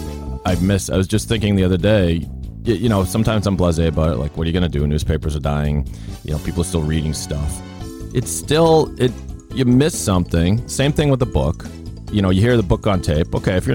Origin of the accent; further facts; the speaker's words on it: Boston, Massachusetts, United States; That's where I was born